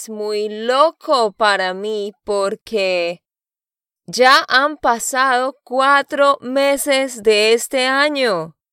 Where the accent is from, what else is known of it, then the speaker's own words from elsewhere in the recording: Santander, Colombia; moved away; de Santander, Colombia.